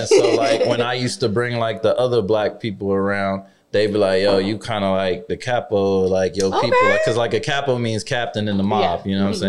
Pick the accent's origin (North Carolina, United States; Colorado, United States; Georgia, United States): Georgia, United States; Atlanta; also born or lived in New Jersey; I was born in Jersey, but I basically claim Atlanta. Long story short, like I lived in Atlanta for 10 years.